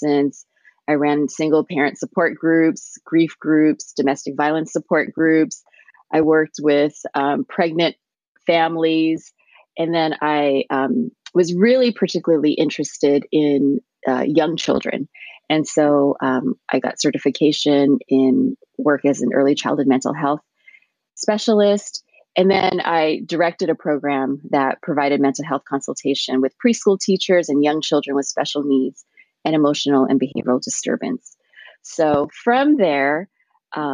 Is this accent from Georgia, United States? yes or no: no; Montebello, California, United States; English is a second language; East Los Angeles, I grew up in Montebello